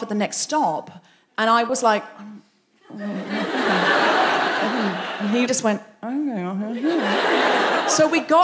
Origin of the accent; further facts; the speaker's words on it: Australia; moved away as an adult; now in London, United Kingdom; being a young Australian woman from a beach town where people speak to each other